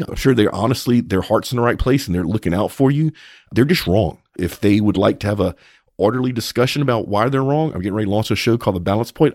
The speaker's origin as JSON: {"language": "English", "region": "Louisiana", "country": "United States", "tie": "born or raised there", "moved": "yes", "lives_now": "Texas, United States", "said": "I grew up in Louisiana, so did Paige, but we're here in Texas"}